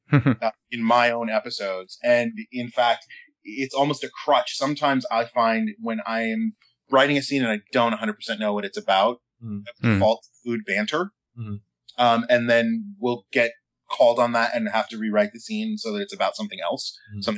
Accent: Colorado, United States; I grew up in Colorado, and I have family that has been kind of in the Western United States since the early 20th century

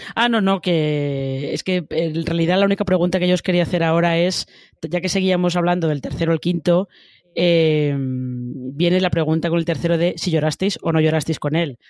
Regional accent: Madrid, Community of Madrid, Spain; los que somos de Madrid y más o menos eh, frecuentamos esa zona

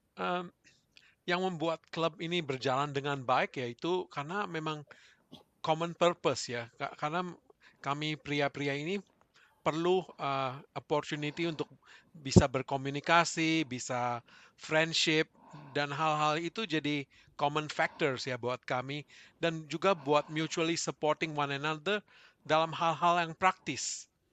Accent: Indonesia; moved away as an adult; now in Melbourne, Australia; kami dari Indonesia itu punya waktu punya teman-teman dekat di Indonesia gitu. Begitu kami ke Melbourne, mempunyai keluarga

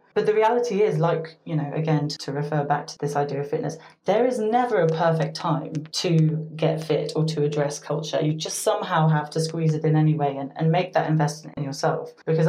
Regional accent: United States; I was born to British parents, but I grew up in the United States, and I've also spent a number of years living in different parts of the world.

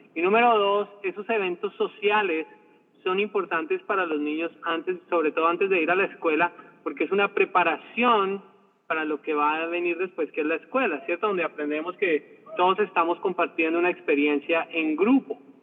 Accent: Colombia; moved away; yo nací en Colombia, donde obviamente se habla español, pero mi padre empezó a enseñarme el idioma inglés

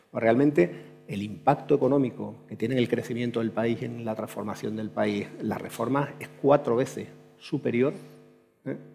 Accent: Andalusia, Spain; como andaluz es un, honor, de verdad, poder compartir este rato con, con, vosotros, porque efectivamente soy andaluz, hasta la médula.

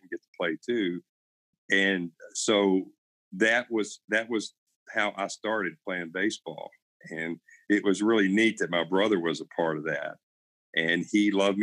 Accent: Kentucky, United States; I grew up in rural Kentucky, a really small town down in south central, sort of southwestern Kentucky

